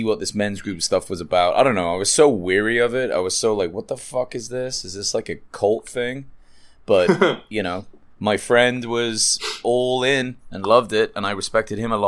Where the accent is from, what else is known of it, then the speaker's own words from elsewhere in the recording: England, United Kingdom; moved away; I grew up in England with a vegetarian family